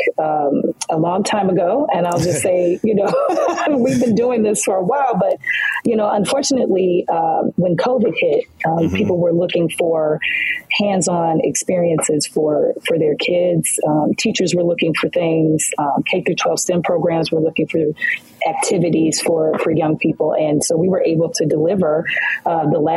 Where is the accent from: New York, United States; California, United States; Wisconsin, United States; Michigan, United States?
Michigan, United States; Detroit; also born or lived in Louisiana; So we are both from Detroit, Michigan, and proud graduates